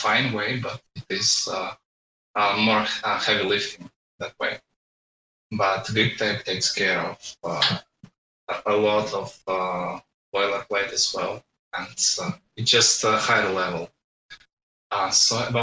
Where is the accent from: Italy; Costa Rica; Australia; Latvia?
Latvia; I'm from Latvia